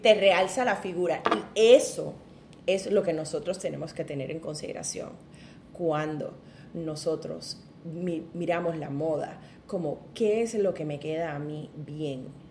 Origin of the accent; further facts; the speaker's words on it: Ponce, Puerto Rico; viví pues en un caserío, ahí fue donde me crié, en Ponce, en el caserío Pedro Rosalí